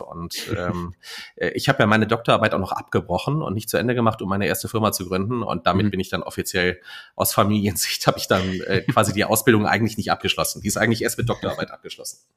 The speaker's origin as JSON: {"language": "German", "region": "Saarland", "country": "Germany", "tie": "born or raised there", "also_born_or_lived": "North Rhine-Westphalia", "moved": "yes", "said": "ich bin im Saarland aufgewachsen und äh, dann sind wir nach Nordrhein-Westfalen umgezogen"}